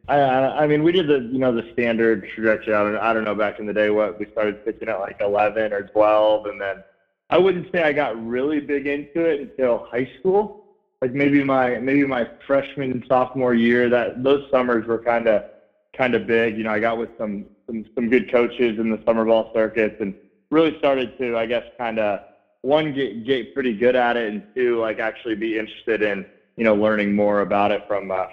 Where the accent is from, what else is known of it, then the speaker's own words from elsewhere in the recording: Columbus, Ohio, United States; born there; I was born in Columbus, Ohio, so I've kind of been riding with the Buckeyes